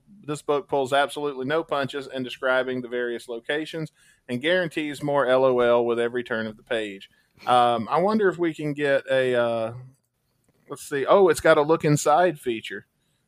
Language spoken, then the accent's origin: English; Mississippi, United States; Mississippi, my homeland, is Piggly Wiggly. Mississippi, my home state